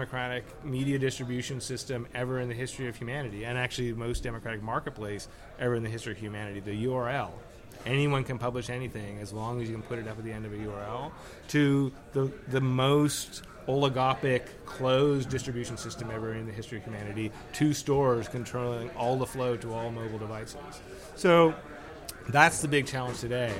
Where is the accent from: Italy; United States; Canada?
Canada; Toronto, Ontario; I am from Toronto. I love it there